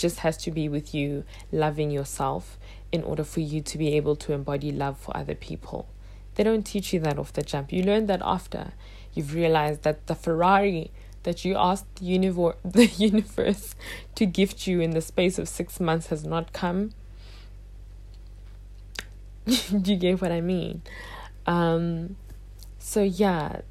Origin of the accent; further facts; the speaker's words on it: South Africa; I would have been side by side with Trevor Noah as another South African who made it out the country